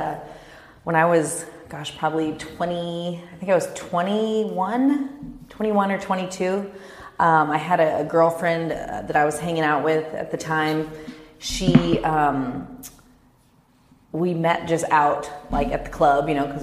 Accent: Kansas, United States; also born or lived in Dallas, Texas; now in Orange County, United States; I grew up in Kansas.

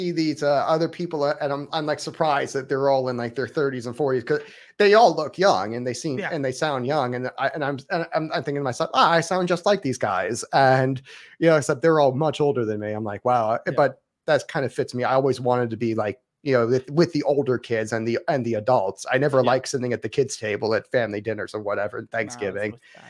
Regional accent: the South, United States; accent: southern; Like she loves it when I talk with my southern accent.

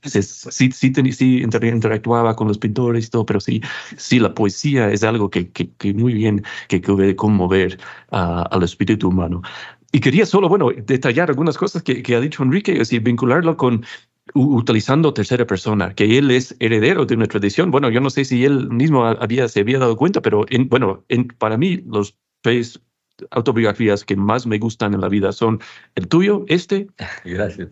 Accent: United States; also born or lived in Cuenca, Ecuador; now in Mayagüez, Puerto Rico; este mismo Estados Unidos de donde vengo

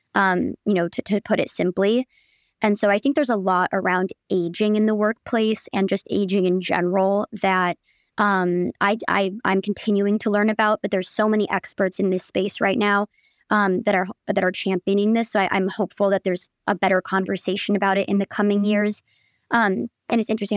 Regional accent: Michigan, United States; moved away as an adult; also born or lived in Chicago; now in New York, United States; from Michigan, but went to school in Chicago

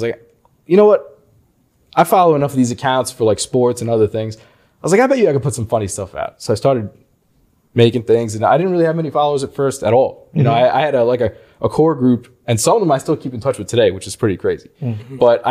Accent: Long Island, New York, United States; I'm from Long Island, New York

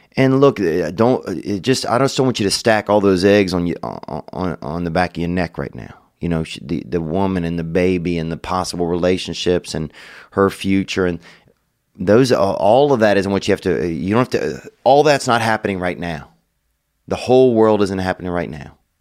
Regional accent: Louisiana, United States; we're both from Louisiana

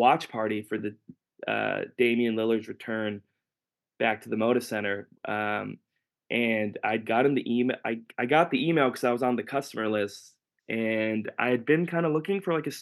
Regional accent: Portland, Oregon, United States; also born or lived in Chicago; I grew up in Portland, went to Cleveland High School

